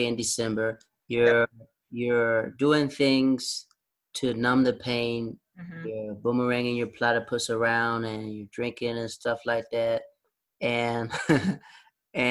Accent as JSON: {"language": "English", "region": "the South", "country": "United States", "said": "I'm from the South, too"}